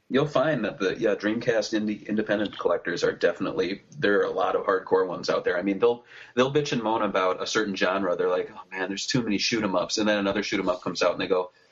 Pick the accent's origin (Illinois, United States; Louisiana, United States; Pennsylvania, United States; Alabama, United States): Alabama, United States; We're from Alabama.